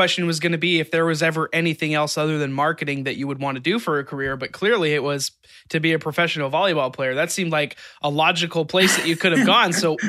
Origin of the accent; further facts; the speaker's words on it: Utah, United States; So I grew up in Utah, which is all pretty close to Wyoming. And I grew up a BYU fan